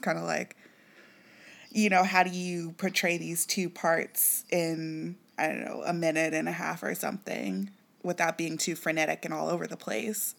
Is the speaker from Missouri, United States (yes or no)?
yes; Kansas City, Missouri, United States; moved away; "Where you from?" And I was like, "Kansas City."